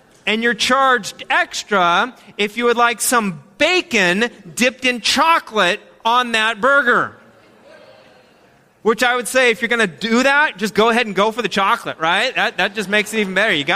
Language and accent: English; United States; as Americans